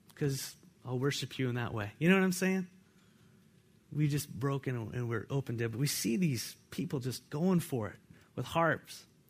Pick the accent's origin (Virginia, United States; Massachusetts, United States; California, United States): California, United States; now in Walla Walla, United States; I come from California